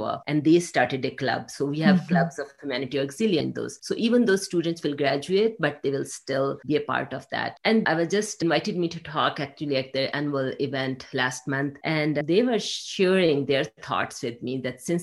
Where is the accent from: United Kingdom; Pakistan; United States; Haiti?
Pakistan; English is a second language; moved away; I grew up in a developing country in Pakistan